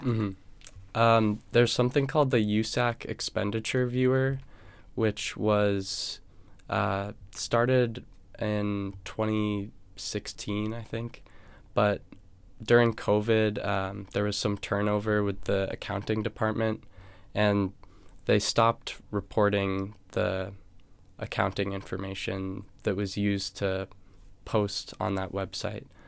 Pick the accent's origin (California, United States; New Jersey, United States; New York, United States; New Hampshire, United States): New Hampshire, United States; moved away as an adult; now in Los Angeles, United States; I'm from New Hampshire, and I went to a high school with six hundred students.